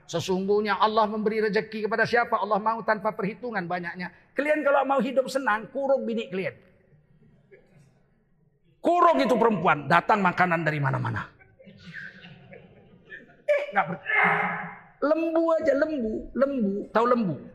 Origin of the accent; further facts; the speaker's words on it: Aceh, Indonesia; Kita orang Aceh, nggak ada laki-laki menyuruh istrinya belanja ke warung, ke pasar.